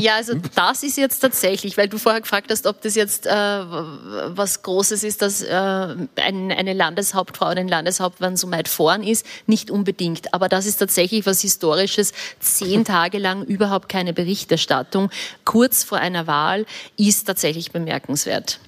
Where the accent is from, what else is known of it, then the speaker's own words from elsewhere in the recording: Upper Austria, Austria; ich bin Oberösterreicherin, ich bin groß geworden